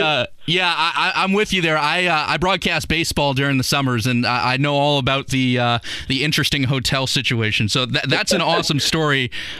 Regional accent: Chicago, Illinois, United States; moved away as an adult; now in Indianapolis, United States; I'm from Chicago, so I'm relatively new to Indy. I went to Butler, so I got here in 2014.

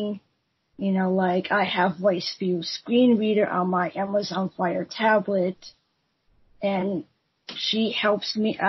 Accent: United States; from America

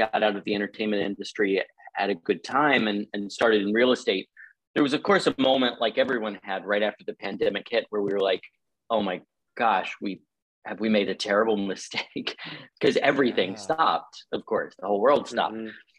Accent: North Carolina, United States; also born or lived in New York City; now in Palm Springs, United States; I'm originally from North Carolina. James and I are partners in life and business, and we come from New York City. That's where we were before we made it out to Palm Springs.

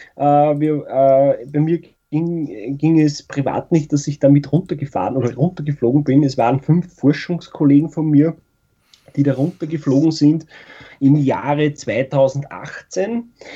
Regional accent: Austria; Bei uns in Österreich

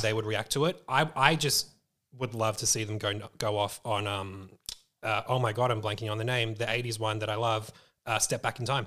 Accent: Melbourne, Victoria, Australia; being that we are Aussies, we're from Melbourne

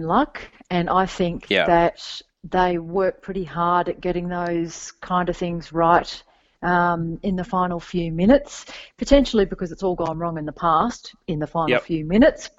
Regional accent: Perth, Western Australia, Australia; also born or lived in Sydney; I'm not from Sydney. I'm actually from Perth. I actually currently reside in Perth.

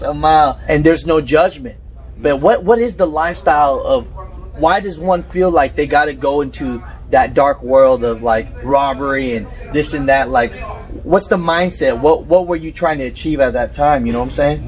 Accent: Bay Area, California, United States; I grew up in the Bay Area in Cali

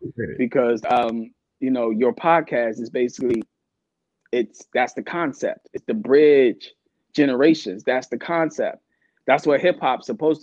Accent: Takoma Park, Maryland, United States; also born or lived in Washington, D.C.; born and raised in Washington, D.C., probably when I was about 3 or 4, my grandma decided to say, hey, let's move out of the city. Let's move to Tacoma Park.

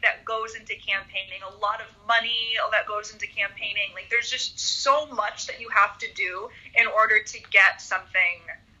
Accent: United States; the freedoms and the abilities that the Constitution has given me as an American

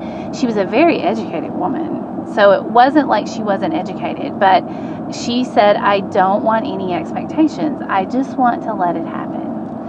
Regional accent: Alabama, United States; And, you know, I'm from Alabama and blah, blah, blah.

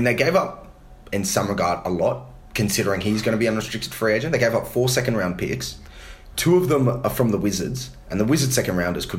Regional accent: Australia; as an Aussie, I'm delighted that he got traded.

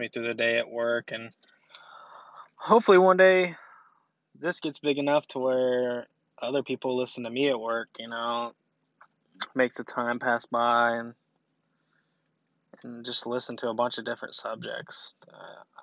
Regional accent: Shelbyville, Kentucky, United States; I'm from Shelbyville, Kentucky.

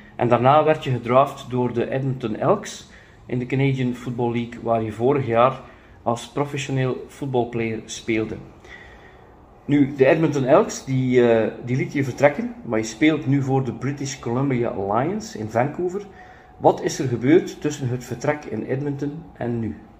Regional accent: Ostend, Flanders, Belgium; Ik ben van Oostende, dat is dan 80.000 inwoners.

